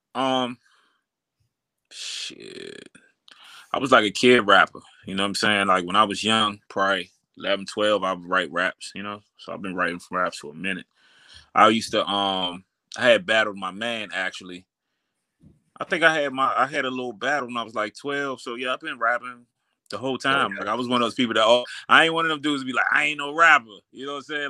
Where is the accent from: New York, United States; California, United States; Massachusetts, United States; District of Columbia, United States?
District of Columbia, United States; Washington; I grew up uptown. I grew up uptown, so um, I actually uh, grew up around like Adams Morgan area, you know, 17th Street side